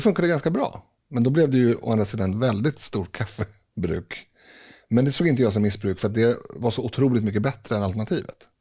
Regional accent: Sweden; vi är ju svenskar

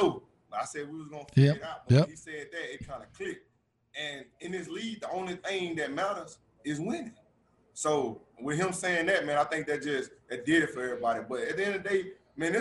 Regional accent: Louisiana, United States; I'm from mm-hmm. Louisiana. I went to LSU. You know, I watched the Saints growing up.

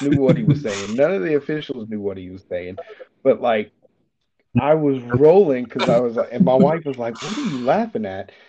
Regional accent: Chattanooga, Tennessee, United States; moved away as an adult; also born or lived in Colorado; now in Germany; in my hometown, there's a Volkswagen uh, plant in Chattanooga, Tennessee

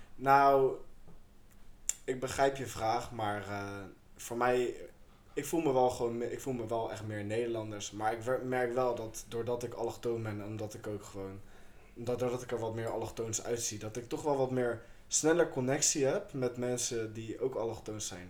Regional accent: Chile; now in Netherlands; Ik kom uit Chili.

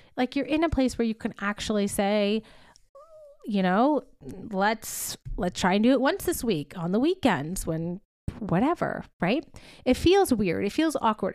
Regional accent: upstate New York, United States; moved away as an adult; also born or lived in Boston, Massachusetts; I moved home, my hometown, to upstate New York

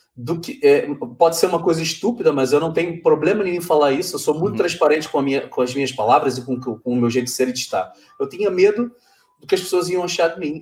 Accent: Brazil; moved away as an adult; eu saí do Brasil, deixei tudo lá, morei um ano longe da minha família

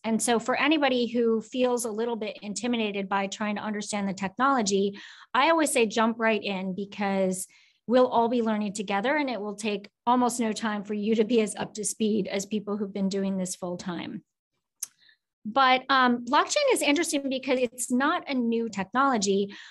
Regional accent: Oak Grove, Minnesota, United States; moved away as an adult; also born or lived in South Korea; grew up in Minnesota in a very small town called Oak Grove outside of Minneapolis

